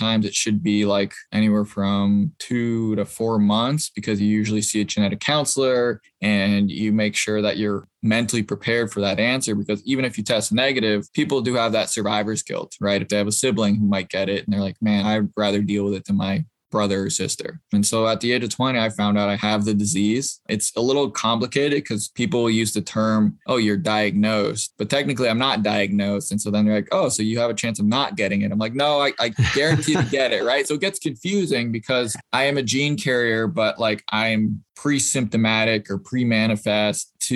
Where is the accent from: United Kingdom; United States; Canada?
United States; Boston, Massachusetts; I'm originally from Boston, or outside of Boston